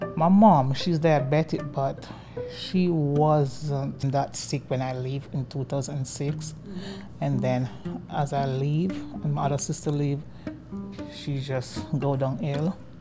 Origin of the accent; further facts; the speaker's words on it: Jamaica; moved away as an adult; now in Philadelphia, United States; I'm from Jamaica. I have two children. They are 25 and 28, a boy and a girl. I'm here in Philadelphia. I left Jamaica in 2006